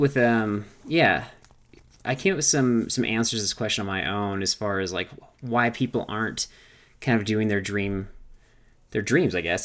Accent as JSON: {"language": "English", "region": "California", "country": "United States", "tie": "born or raised there", "said": "growing up in California"}